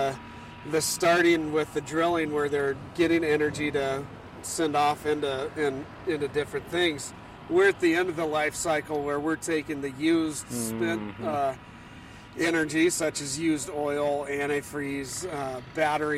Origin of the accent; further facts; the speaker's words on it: Corvallis, Oregon, United States; moved away as an adult; also born or lived in Portland, Oregon / California / Texas; now in Bend, United States; I grew up here in Oregon, in Corvallis.